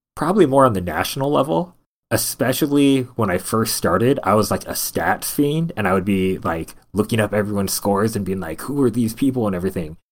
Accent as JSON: {"language": "English", "town": "Stockton", "region": "California", "country": "United States", "tie": "born or raised there", "said": "I'm originally from Central Valley of California, from a place called Stockton, California. Not necessarily known for a lot of good things, but that's where I was born"}